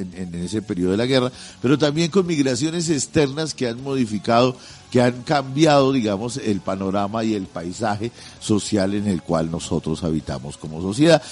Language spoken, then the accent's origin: Spanish; Colombia; pedazo de tierra en el que estamos nosotros metidos como colombianos